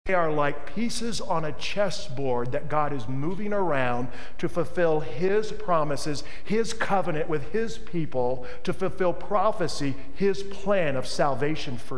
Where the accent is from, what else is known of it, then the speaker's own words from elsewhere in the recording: Tennessee, United States; also born or lived in Mississippi; Nazareth, look, I'm from Tennessee. I was born in Mississippi.